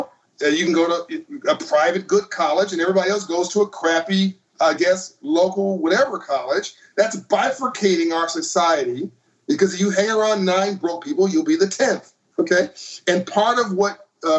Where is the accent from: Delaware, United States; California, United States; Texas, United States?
California, United States; Compton; I grew up in Compton, California.